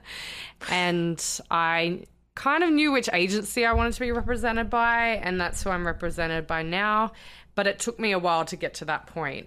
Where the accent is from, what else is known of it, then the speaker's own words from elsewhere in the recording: Sydney, New South Wales, Australia; moved away as an adult; also born or lived in London; now in United States; So I'm Australian and I'm originally from Sydney